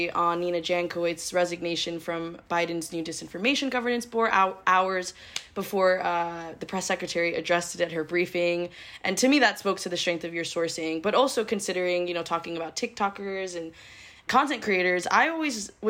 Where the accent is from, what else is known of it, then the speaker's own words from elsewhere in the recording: New York, United States; moved away; I'm like originally from New York